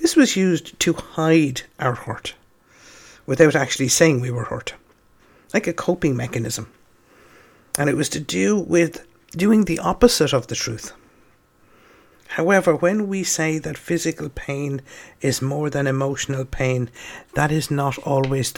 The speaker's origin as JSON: {"language": "English", "town": "Dublin", "region": "Leinster", "country": "Ireland", "tie": "born or raised there", "said": "I'm from Dublin"}